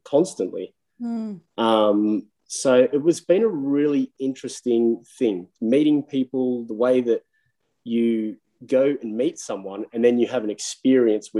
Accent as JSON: {"language": "English", "town": "Bargo", "region": "New South Wales", "country": "Australia", "tie": "born or raised there", "said": "I'm a kid from Bargo in New South Wales, like a little bum town"}